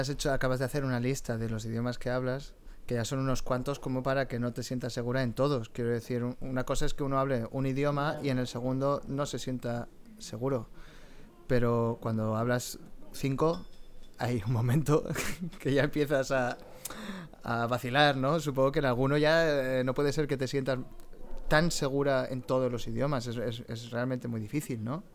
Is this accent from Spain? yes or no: yes; Valencia, Valencian Community, Spain; Yo que soy de Valencia